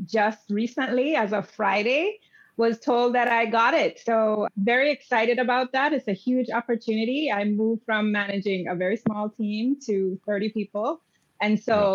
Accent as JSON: {"language": "English", "country": "Jamaica", "tie": "born or raised there", "said": "I grew up in Jamaica, West Indies"}